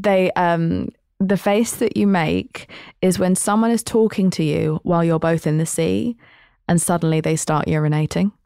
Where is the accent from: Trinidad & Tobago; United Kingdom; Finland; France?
United Kingdom; I'm British.